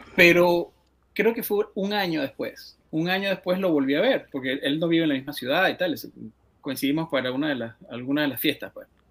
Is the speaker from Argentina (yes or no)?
no; Venezuela; creciendo en Venezuela